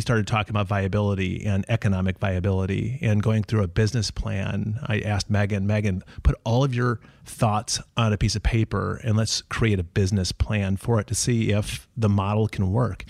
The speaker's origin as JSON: {"language": "English", "region": "Minnesota", "country": "United States", "said": "I am from Minnesota, and that's the reason why we live in Minnesota."}